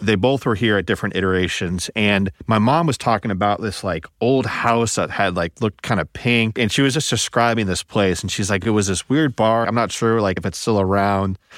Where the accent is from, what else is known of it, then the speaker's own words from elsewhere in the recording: Midwest, United States; also born or lived in Indianapolis; I'm from the Midwest